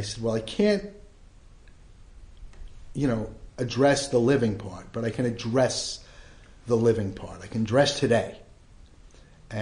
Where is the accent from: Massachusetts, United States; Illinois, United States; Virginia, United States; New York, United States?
New York, United States; New York City; I grew up in the Bronx